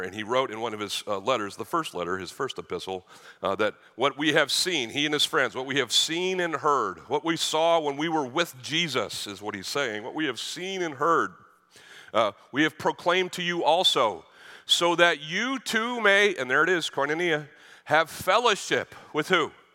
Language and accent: English; Boston, Massachusetts, United States; I grew up in Boston